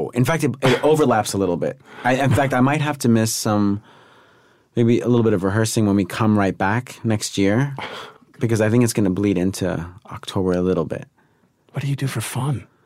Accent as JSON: {"language": "English", "region": "New York", "country": "United States", "said": "You know, I'm I'm a city guy. I'm from New York, and and I still love it there."}